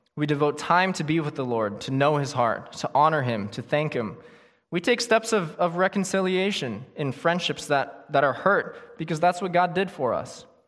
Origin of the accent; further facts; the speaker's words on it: United States; living here as American Christians